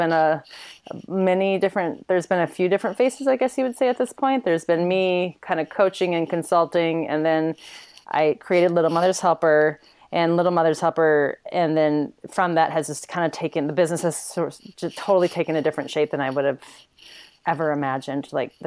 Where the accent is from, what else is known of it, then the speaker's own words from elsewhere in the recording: Midwest, United States; I'm this girl from the Midwest